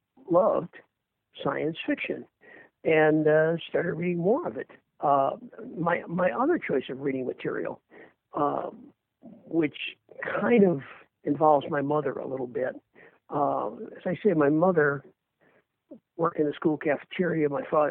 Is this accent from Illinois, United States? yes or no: yes; Earlville, Illinois, United States; moved away as an adult; also born or lived in Berwyn, Illinois; now in Boston, United States; I grew up in a little farm town called Earlville, Illinois, which is 72 miles kind of southwest of Chicago